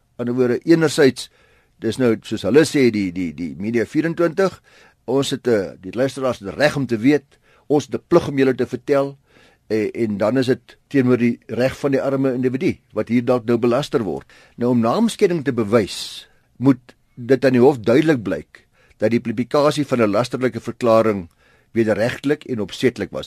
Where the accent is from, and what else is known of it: South Africa